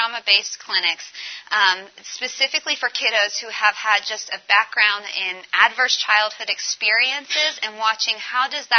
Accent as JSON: {"language": "English", "region": "Colorado", "country": "United States", "said": "I'm from Colorado"}